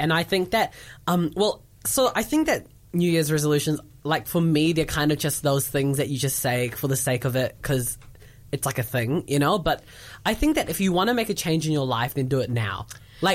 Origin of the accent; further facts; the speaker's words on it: New Zealand; accent: white male New Zealander; I'm from New Zealand